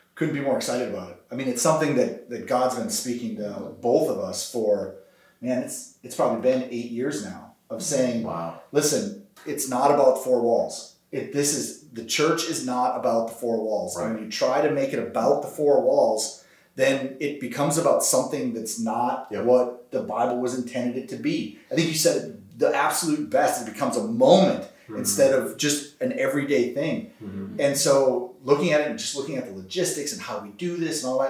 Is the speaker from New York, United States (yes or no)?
no; North Dakota, United States; now in Tulsa, United States; me growing up in North Dakota